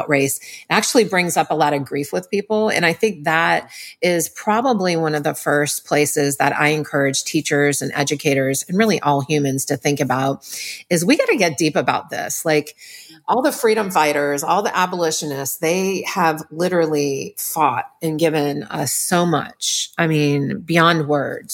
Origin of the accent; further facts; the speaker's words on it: New Orleans, Louisiana, United States; I was raised in New Orleans